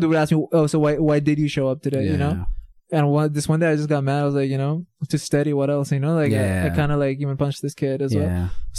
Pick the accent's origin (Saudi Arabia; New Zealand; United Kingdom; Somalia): Saudi Arabia; Riyadh, Riyadh Province; So, I'm originally from Pakistan, but I've been born and raised in Saudi Arabia.